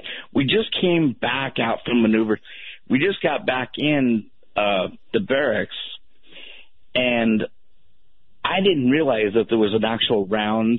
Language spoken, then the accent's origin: English; Portland, Oregon, United States; now in Roseburg, United States; I'm actually from Portland, Oregon